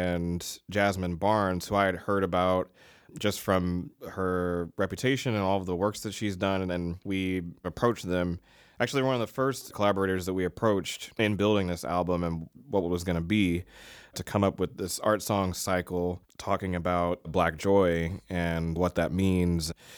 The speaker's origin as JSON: {"language": "English", "region": "Virginia", "country": "United States", "said": "I'm from Virginia"}